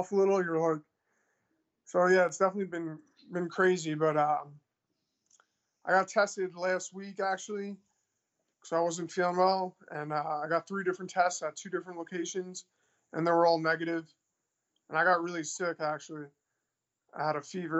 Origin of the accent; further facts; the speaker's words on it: New York City, New York, United States; now in Milwaukee, United States; I'm from Queens, New York